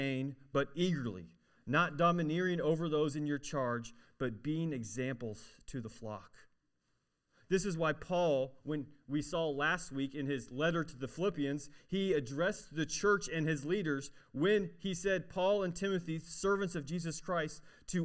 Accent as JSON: {"language": "English", "region": "Arkansas", "country": "United States", "said": "I'm from Arkansas"}